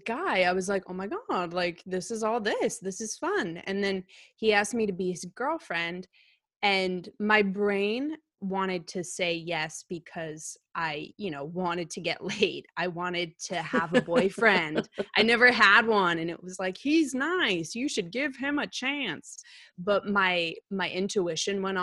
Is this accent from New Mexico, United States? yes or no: no; Glastonbury, Connecticut, United States; also born or lived in New York City; I grew up in Glastonbury